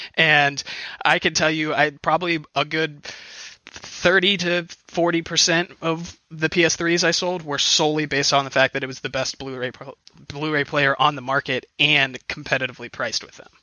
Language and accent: English; outside Cleveland, Ohio, United States; I'm from outside Cleveland